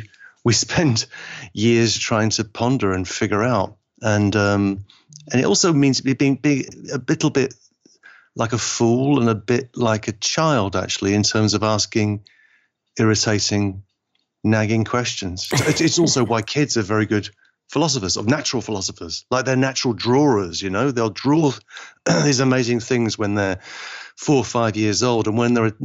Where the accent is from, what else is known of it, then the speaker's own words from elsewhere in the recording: Liverpool, North West England, United Kingdom; you could say I'm English, but I feel like my family is from Liverpool, and Liverpool is just happens to be in England